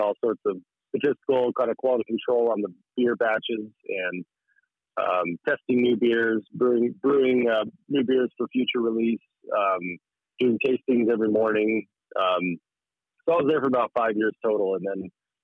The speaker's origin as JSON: {"language": "English", "town": "Fairbanks", "region": "Alaska", "country": "United States", "tie": "born or raised there", "also_born_or_lived": "Juneau", "said": "I'm born and raised in Fairbanks, and my wife is too"}